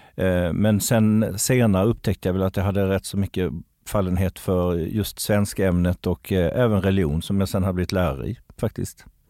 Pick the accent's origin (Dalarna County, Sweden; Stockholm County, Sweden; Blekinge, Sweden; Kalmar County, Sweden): Kalmar County, Sweden; moved away; jag är ju från Öland ursprungligen så att kroppkaka har liksom blivit en del av min uppväxt